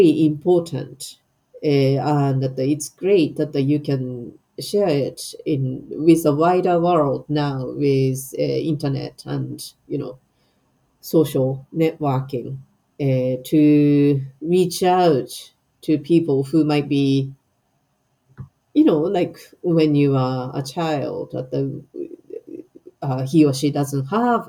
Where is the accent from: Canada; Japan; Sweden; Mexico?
Japan; moved away as an adult; now in Scotland, United Kingdom; I have a history as a Japanese person born and bred in Japan. I know I have identity as a Japanese who lives in Scotland.